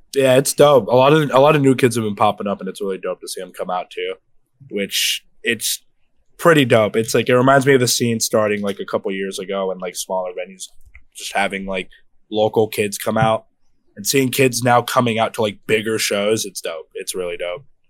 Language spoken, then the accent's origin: English; Brockton, Massachusetts, United States; I grew up in Mass. I grew up in fucking Brockton, born and raised lived here my whole life